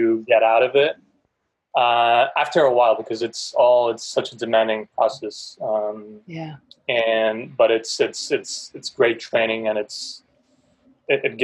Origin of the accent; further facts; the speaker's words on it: Portugal; now in United States; we come from a different place, from a different country